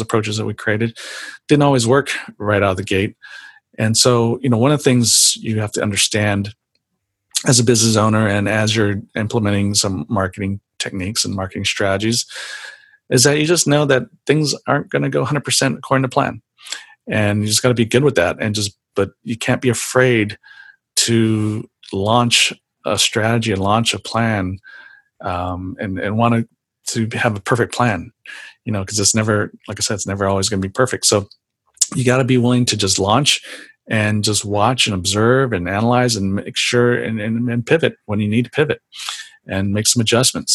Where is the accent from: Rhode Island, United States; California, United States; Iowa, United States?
California, United States; San Jose; growing up in San Jose, I went to San Jose State University